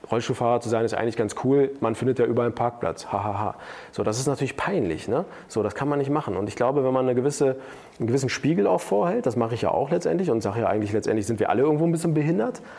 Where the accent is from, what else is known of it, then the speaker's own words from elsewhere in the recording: Turkey; ja, hey, ich bin Türke, ich bin Türke.